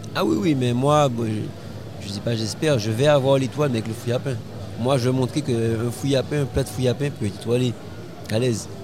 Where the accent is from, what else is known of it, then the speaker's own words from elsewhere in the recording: Baie-Mahault, Guadeloupe; also born or lived in Toulouse / Haiti; je suis un jeune Guadeloupéen. Je viens de Bemao